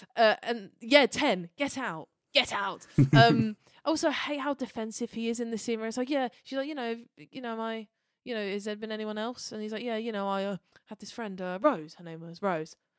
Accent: United Kingdom; we're British

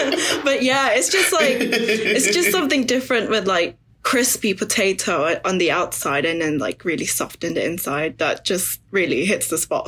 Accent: Philippines; now in United Kingdom; I guess I'm from Philippines

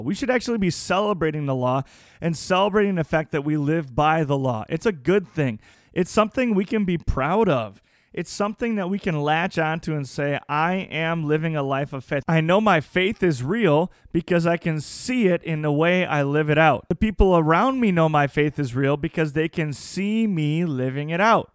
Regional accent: United States; As the American people

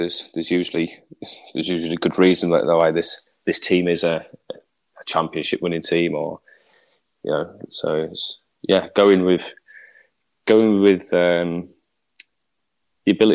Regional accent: England, United Kingdom; as an Englishman

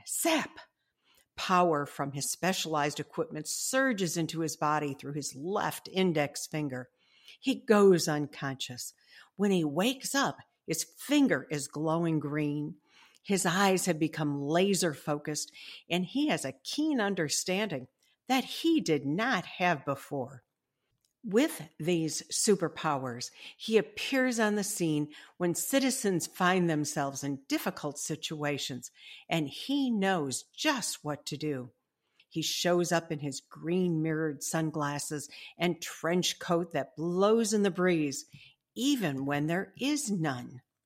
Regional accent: Illinois, United States; Illinois, which is my home state

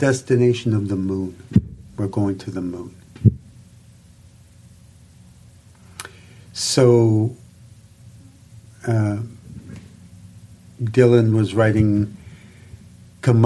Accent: Saskatchewan, Canada; I grew up in Saskatchewan

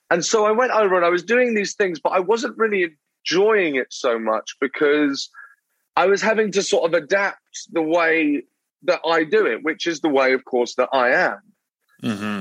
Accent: Brighton, South East England, United Kingdom; moved away as an adult; now in London, United Kingdom; So I I'm born in London, but then I moved to a a small town. Uh, it's not that small, but a smaller town uh, on the um, on the south coast called Brighton

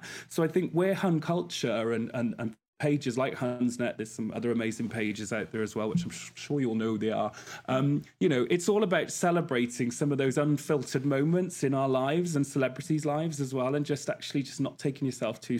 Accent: Wales, United Kingdom; I'm not Scouse, as we thought. I'm from Wales

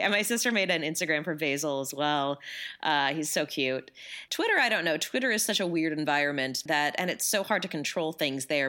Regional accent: California, United States; I'm from California

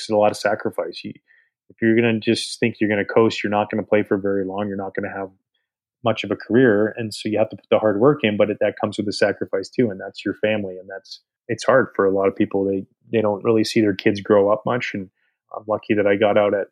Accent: Pacific Northwest, United States; moved away; growing up in the Pacific Northwest

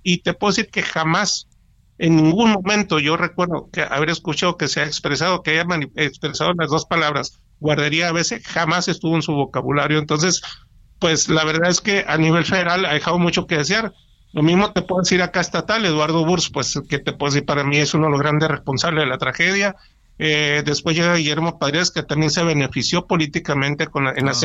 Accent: Hermosillo, Sonora, Mexico; moved away as an adult; also born or lived in Querétaro; yo estoy acá en una ciudad de Hermosillo, regresé a mi ciudad de origen

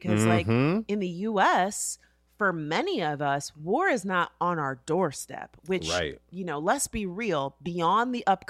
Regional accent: Florida, United States; that was in my home state, okay?

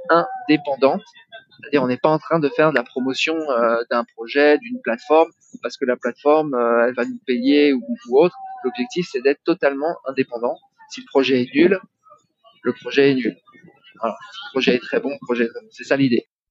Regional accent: France; now in Bali, Indonesia; je suis français, hein, j'ai une seule nationalité, c'est français

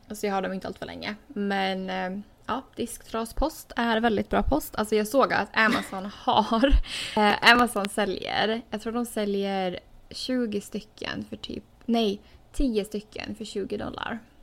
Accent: Åland Islands; moved away as an adult; now in United States; två år sedan jag har ja, varit hemma på Åland

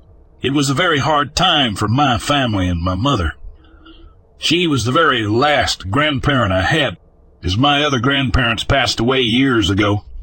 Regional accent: the South, United States; As you can tell, I'm from the South.

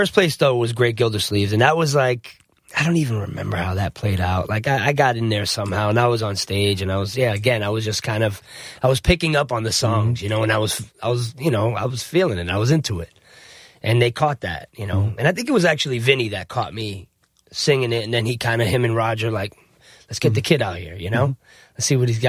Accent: New Jersey, United States; moved away; also born or lived in South Florida; I'm actually from New Jersey originally. I was born in Jersey

